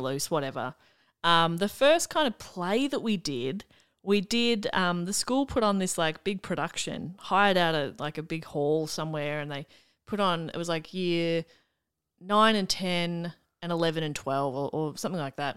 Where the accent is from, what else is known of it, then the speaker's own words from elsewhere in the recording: Melbourne, Victoria, Australia; I grew up in the mean streets of Wanturna South and then Mount Waverley, the southeastern suburbs of Melbourne